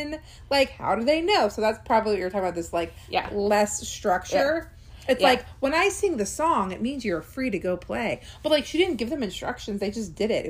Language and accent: English; Orange County, California, United States; now in Orange County, Florida, United States; I was actually born in Orange County, California